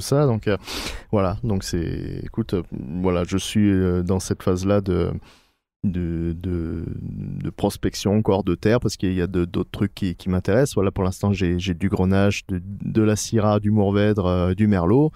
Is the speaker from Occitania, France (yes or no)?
yes; Gard, Occitania, France; moved away as an adult; also born or lived in Paris; comme je suis originaire du Gard, ben on, est revenu s'installer dans le Gard avec ma femme